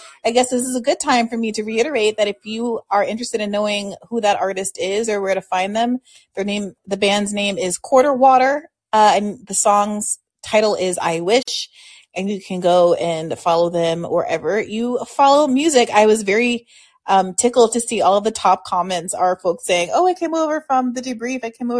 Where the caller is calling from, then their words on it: Cleveland, Ohio, United States; I am calling in from Cleveland, where I have none of my equipment or my soundboard or anything.